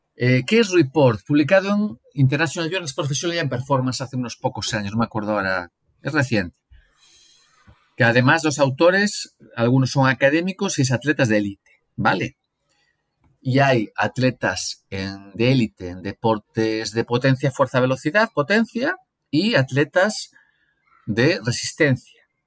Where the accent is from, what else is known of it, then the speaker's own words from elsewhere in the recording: Galicia, Spain; moved away as an adult; also born or lived in Brazil; now in León, Spain; Yo crecí en Galicia